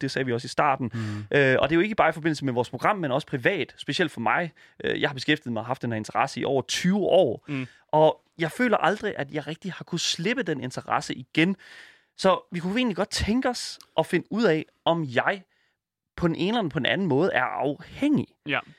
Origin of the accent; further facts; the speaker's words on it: Horsens, Central Denmark Region, Denmark; also born or lived in Djursland; now in Copenhagen, Denmark; jeg kommer originalt fra Horsens